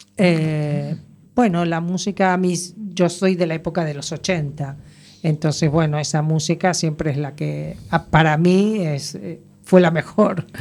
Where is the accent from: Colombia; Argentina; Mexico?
Argentina; moved away as an adult; now in A Coruña, Spain; soy argentina